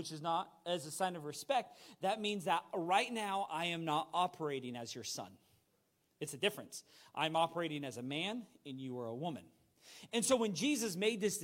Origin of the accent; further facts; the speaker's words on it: United States; as an American